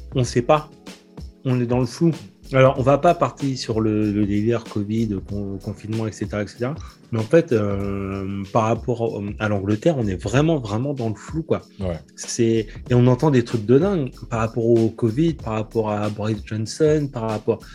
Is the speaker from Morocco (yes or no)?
no; France; en tant que Français